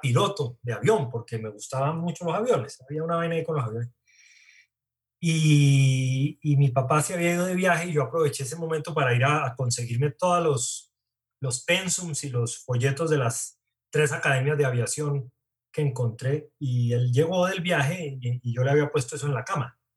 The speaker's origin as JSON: {"language": "Spanish", "town": "Bogotá", "region": "Bogotá Capital District", "country": "Colombia", "tie": "born or raised there", "also_born_or_lived": "Cali", "said": "Soy caleño, pero chimbo, porque estuve tres días en Cali nada más. Como que al tercer día resucité y me vine para Bogotá."}